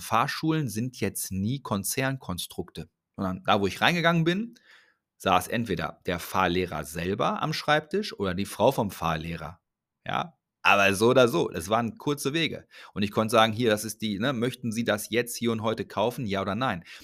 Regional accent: Ruhr area, North Rhine-Westphalia, Germany; Ich komme aus dem Ruhrgebiet, ist ein bisschen mehr so hands-on. Ich spreche ein bisschen anders

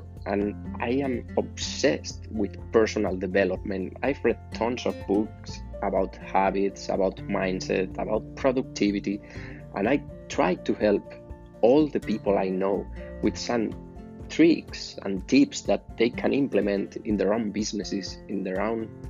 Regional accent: Spain; English is a second language; I'm from Spain

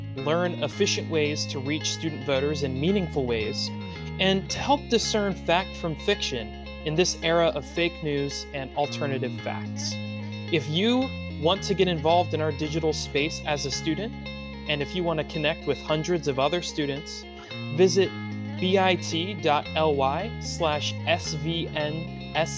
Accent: Maryland, United States; I still stick with y'all, which is the term used in Maryland, my home state

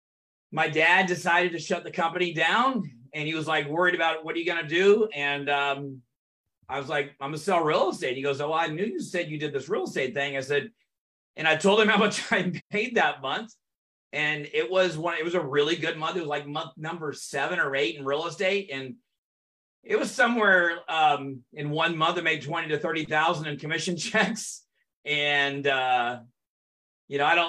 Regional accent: North Texas, United States; also born or lived in Orange County, California; And then my dad moved us back to Texas, and I grew up throughout those years in North Texas. Went to high school, a little bit of elementary, middle school, high school in North Texas.

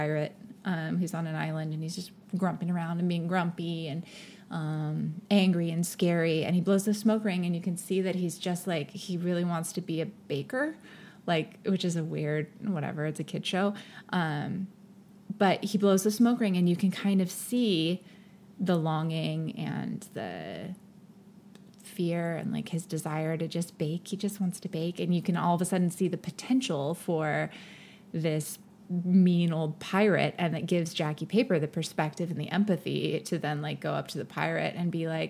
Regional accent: Silicon Valley, California, United States; I grew up in the Silicon Valley

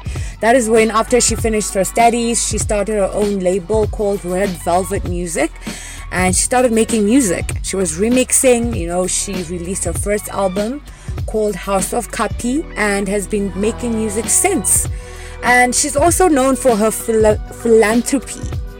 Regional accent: Thohoyandou, Limpopo, South Africa; moved away; I grew up in Limpopo

